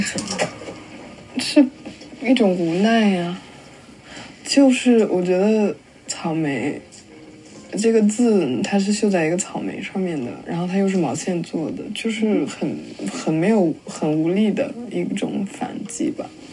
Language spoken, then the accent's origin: Chinese; northern China, China; moved away; also born or lived in Guangzhou / London; 我家在广州，但我是北方人